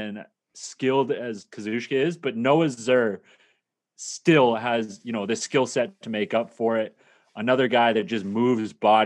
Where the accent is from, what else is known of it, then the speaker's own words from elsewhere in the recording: Kingston, Ontario, Canada; back to Kingston, stick it in my hometown, Richardson Stadium